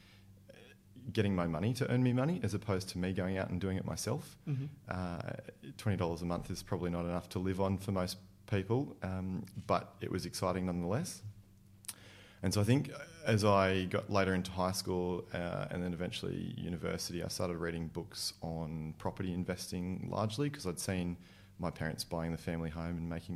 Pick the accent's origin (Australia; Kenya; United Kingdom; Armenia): Australia; Sydney, New South Wales; I'm a Sydney boy. I grew up in Northwest Sydney, out in the burbs.